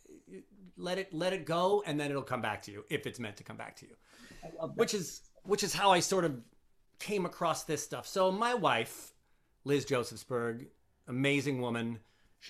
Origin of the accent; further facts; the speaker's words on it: Long Island, New York, United States; now in New Jersey, United States; I'm from Long Island